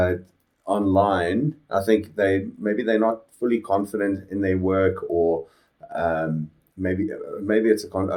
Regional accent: Phalaborwa, Limpopo, South Africa; born or raised there; now in Johannesburg, South Africa

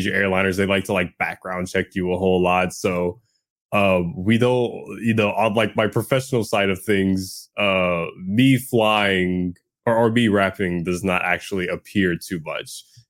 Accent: New Orleans, Louisiana, United States; I'm from New Orleans

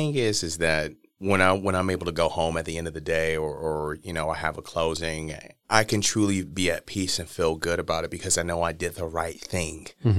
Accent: Milwaukee, Wisconsin, United States; But I'm just going to say it flat out, especially growing up in Milwaukee.

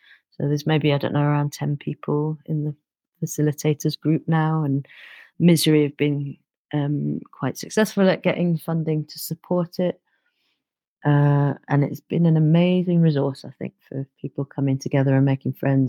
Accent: London, United Kingdom; And also growing up in London, you know, sometimes not having that much access to natural environment.

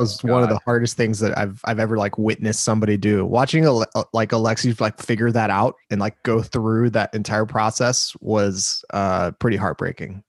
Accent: Los Angeles, California, United States; moved away as an adult; also born or lived in Glendale, California; now in Austin, United States; I'm from Los Angeles, California. I was born and raised

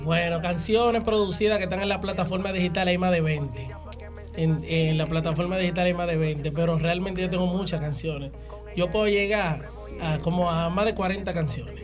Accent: Santo Domingo, Distrito Nacional, Dominican Republic; now in Los Mameyes, Dominican Republic; yo sí nacido en Villa Consuelo, pero actualmente resido en Los Mameyes hace un tiempo.

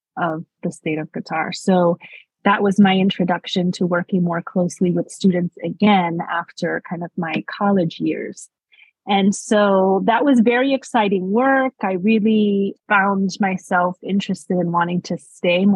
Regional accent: New York City, New York, United States; moved away as an adult; also born or lived in West Warwick, Rhode Island; So I was born and raised in New York City. In Manhattan, specifically the Washington Heights area

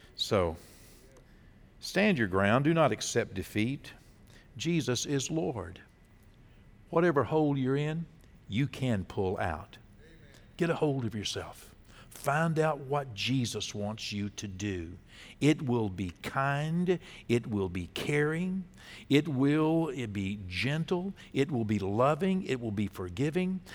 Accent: Texas, United States; as a Texan

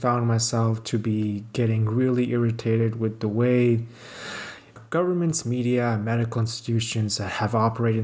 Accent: Pakistan; now in Canada; I'm in my hometown, Pakistan now. I usually live in Canada

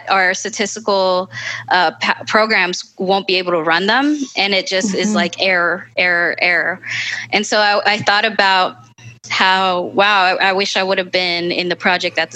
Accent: Northern Virginia, United States; I'm Central American, I'm Salvadoran, from a low income neighborhood in Northern Virginia

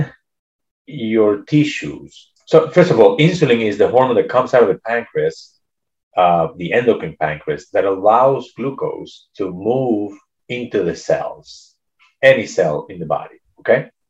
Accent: Venezuela; moved away as an adult; now in United States; I was born in Venezuela, and I did my medical school there. And then I moved to the United States

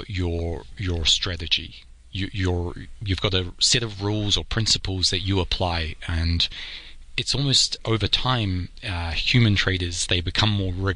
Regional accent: New Zealand; now in New York, United States; I'm a New Zealander originally. I live in New York

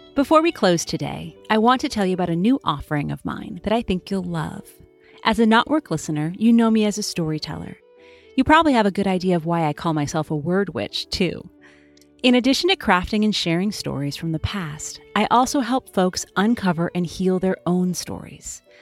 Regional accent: United States; being an American

